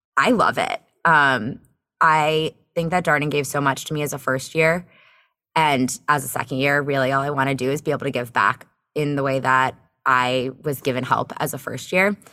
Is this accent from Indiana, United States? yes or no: no; Bethesda, Maryland, United States; moved away as an adult; also born or lived in Chicago; now in Charlottesville, United States; I'm from the Bethesda, Maryland area